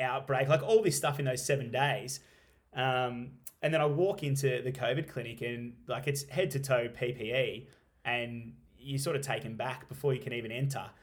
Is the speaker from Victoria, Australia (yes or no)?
yes; Stawell, Victoria, Australia; now in Halls Gap, Australia; I grew up in Stall, like, literally twenty minutes down the road